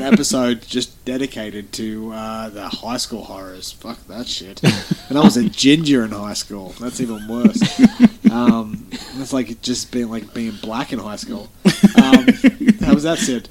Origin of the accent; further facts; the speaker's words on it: Australia; we're Australian.